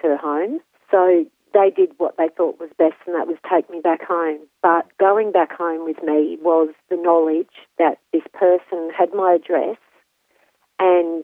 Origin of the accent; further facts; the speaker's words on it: Sydney, New South Wales, Australia; I grew up in Sydney